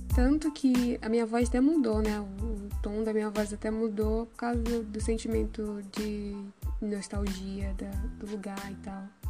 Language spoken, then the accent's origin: Portuguese; Maranhão, Brazil; also born or lived in São José de Ribamar; sou maranhense